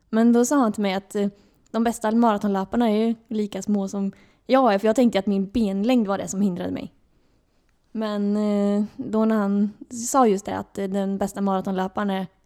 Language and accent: Swedish; Örebro, Örebro County, Sweden; now in Gothenburg, Sweden; jag kom ju från Örebro och då flyttade jag till Göteborg för att jag fick jobb här i Varberg.